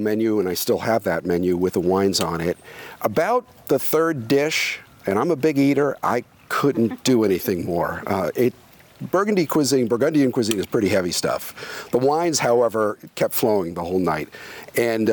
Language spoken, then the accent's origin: English; New York, United States; moved away as an adult; also born or lived in France / Marin County, California; now in Oregon, United States; I'm from New York